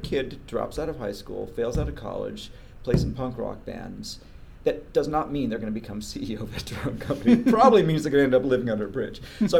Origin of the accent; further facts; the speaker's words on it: United Kingdom; born there; Born in the UK, American parents. Moved around a lot and really struggled in school as a kid.